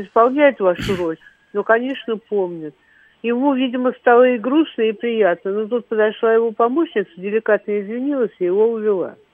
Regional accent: Moscow, Russia; я из Москвы

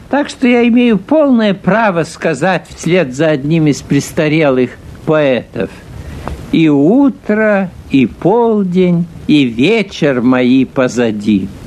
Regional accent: Saint Petersburg, Russia; born there; Когда я родился в Петербурге, у пяти углов – неподалеку от Владимирской церкви

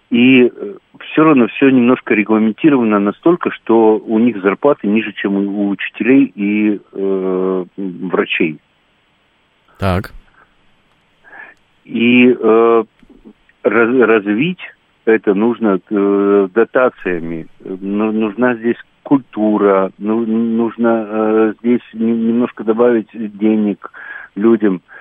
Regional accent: Yekaterinburg, Sverdlovsk Oblast, Russia; Я из Екатеринбурга, но живу под Екатеринбургом в деревне.

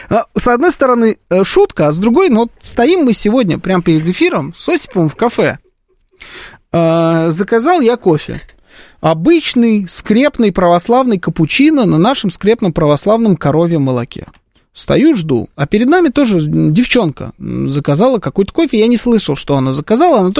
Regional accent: Armenia; Как, и как она должна была понять, что я армянин?

